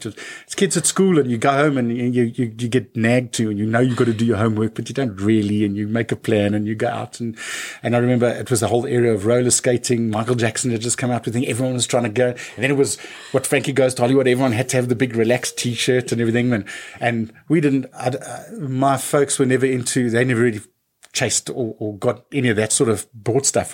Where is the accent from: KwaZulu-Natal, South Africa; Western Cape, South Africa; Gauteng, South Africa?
Gauteng, South Africa; Johannesburg; I was born in Joburg, Joburg